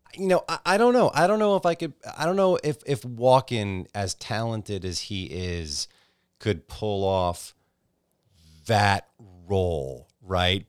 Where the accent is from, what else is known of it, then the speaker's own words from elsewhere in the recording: Northeast, United States; I'm from the Northeast